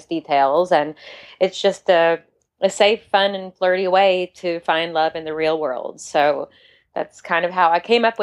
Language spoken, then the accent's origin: English; Kentucky, United States; moved away; also born or lived in New York City; I'm from Kentucky, and I was practicing architecture in New York City for 15 years.